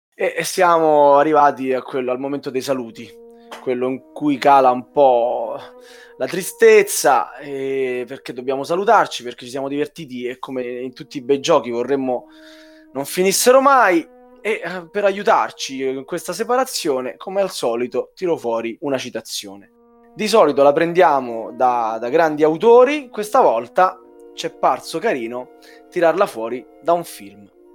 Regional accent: Southern Italy, Italy; io sono il terrone fra di voi

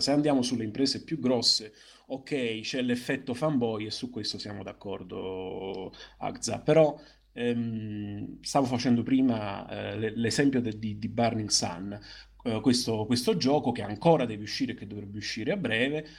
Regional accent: Naples, Campania, Italy; io da buon napoletano

